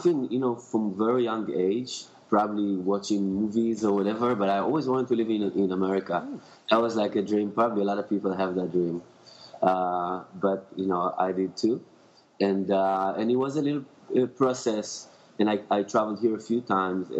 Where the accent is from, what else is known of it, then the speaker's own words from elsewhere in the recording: Tel Aviv, Tel Aviv District, Israel; now in Los Angeles, United States; I'm coming from Israel, grew up in Tel Aviv